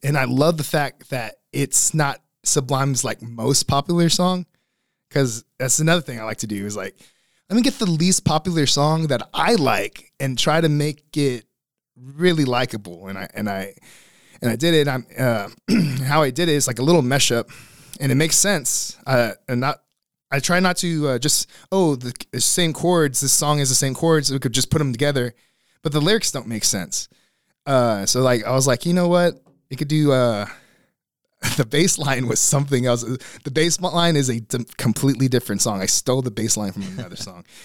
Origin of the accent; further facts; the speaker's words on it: Beeville, Texas, United States; also born or lived in Corpus Christi, Texas; now in San Antonio, United States; from Beeville, Texas, that's where I grew up from